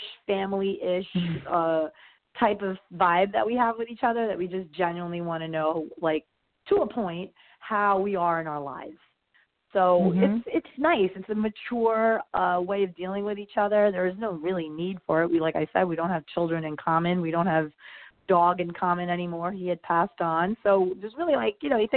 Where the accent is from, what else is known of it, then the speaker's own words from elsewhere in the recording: New York, United States; moved away as an adult; also born or lived in New Jersey; now in Miami, United States; I'm from New York